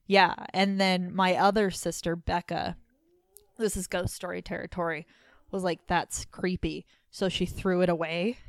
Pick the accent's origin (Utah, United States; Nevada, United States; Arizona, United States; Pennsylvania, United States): Utah, United States; Layton; I was born in Layton